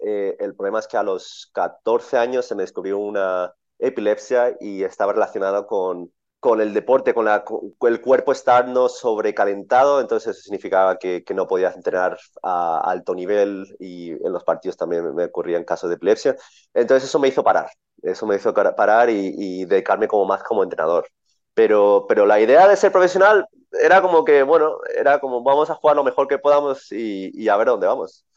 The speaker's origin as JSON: {"language": "Spanish", "country": "Spain", "tie": "born or raised there", "said": "yo nací en España, mi familia es de Colombia mi padre se mudó a España"}